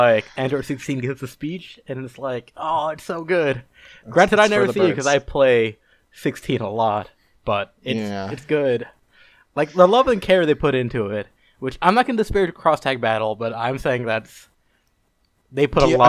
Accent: New York, United States; Oh, because I'm from New York.

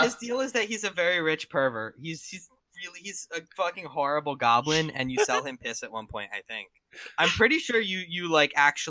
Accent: New Jersey, United States; because I'm from New Jersey

